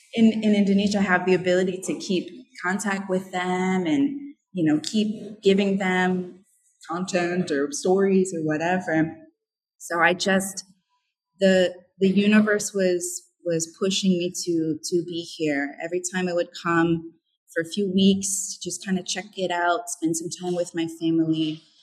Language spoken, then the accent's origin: English; New England, United States; came over to New England through the Appalachian, through Canada, you know, and I'm from New England. I got roots in New England for how many years?